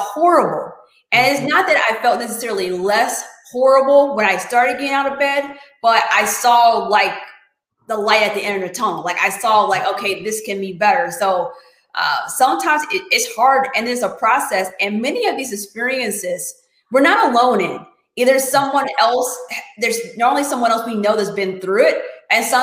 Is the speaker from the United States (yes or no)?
yes; United States; I was born in America